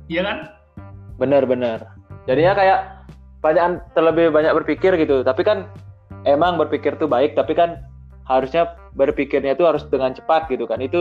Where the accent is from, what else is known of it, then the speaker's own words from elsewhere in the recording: Bandung, West Java, Indonesia; tapi kan kita dari Bandung dari Bandung kotanya kan kita kita kelembangnya